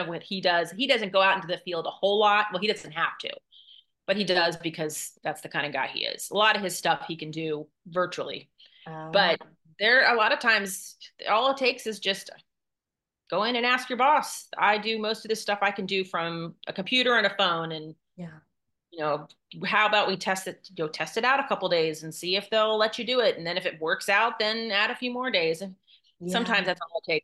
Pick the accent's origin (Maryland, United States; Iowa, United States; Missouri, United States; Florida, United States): Maryland, United States; moved away as an adult; also born or lived in Texas; I'm originally from Maryland. My husband's originally from Indiana, and I grew up in Maryland.